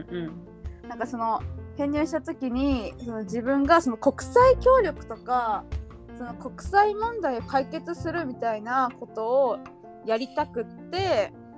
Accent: Fukui, Japan; 出身は福井県です

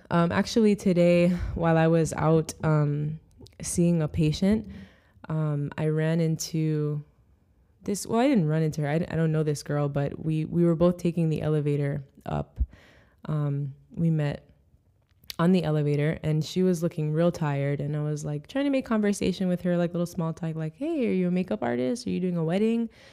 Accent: Jamaica; now in United States; I wanna see my country do well

